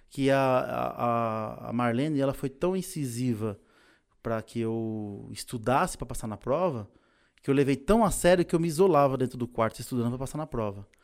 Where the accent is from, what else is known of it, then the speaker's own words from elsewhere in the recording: Pernambuco, Brazil; now in São Paulo, Brazil; É, em 1993 eu cheguei aqui em São Paulo, eu vim de Pernambuco por N motivos, né?